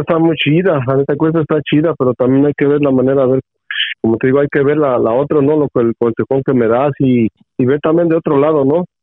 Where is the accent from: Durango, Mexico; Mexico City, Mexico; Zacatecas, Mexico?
Mexico City, Mexico; moved away; soy chilango, hijo, soy chilango